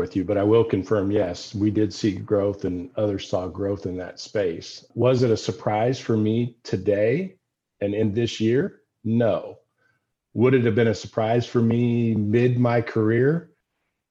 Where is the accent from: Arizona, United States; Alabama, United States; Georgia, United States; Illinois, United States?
Illinois, United States; Decatur; I worked on those farms growing up in Decatur, Illinois.